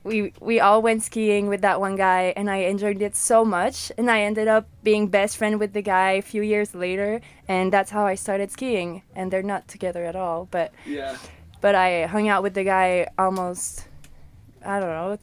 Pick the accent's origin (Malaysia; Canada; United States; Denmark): Canada; Quebec City, Quebec; first language French; English is a second language; I am from Quebec City in Canada. So it's a little city near Montreal, and it speaks fully French. So it was hard for me to learn English.